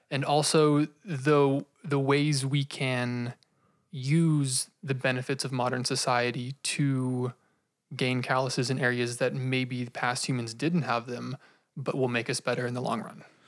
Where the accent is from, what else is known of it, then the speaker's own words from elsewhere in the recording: United States; as Americans, don't have a very solidified grieving process